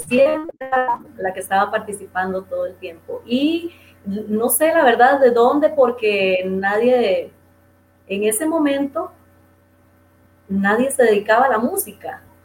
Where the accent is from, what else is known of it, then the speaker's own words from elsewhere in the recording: Dos Brazos de Río Tigre, Puntarenas, Costa Rica; moved away; Ese es mi pueblito